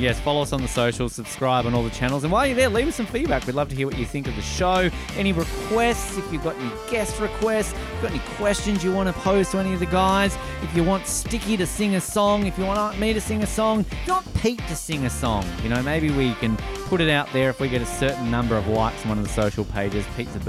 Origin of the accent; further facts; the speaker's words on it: Tasmania, Australia; moved away; my home state of Tasmania.